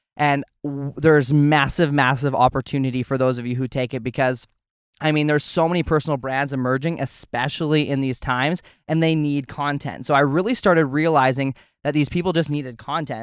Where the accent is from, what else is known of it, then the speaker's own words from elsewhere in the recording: Alberta, Canada; I grew up on a ranch in Alberta, Canada